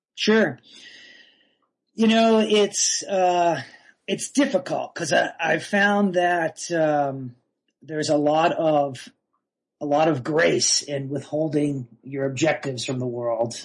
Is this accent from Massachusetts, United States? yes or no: yes; North Shore of Massachusetts, United States; moved away as an adult; also born or lived in Boston, Massachusetts; now in Durango, United States; I was born in Boston in the 70s. I grew up on the North Shore of Massachusetts uh, until I drifted west in the mid 90s um, for college.